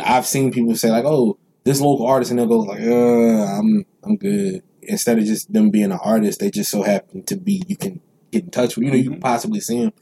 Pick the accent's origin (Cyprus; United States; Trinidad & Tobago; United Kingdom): United States; New Orleans, Louisiana; Mendez Street is the street I the last street I grew up on in New Orleans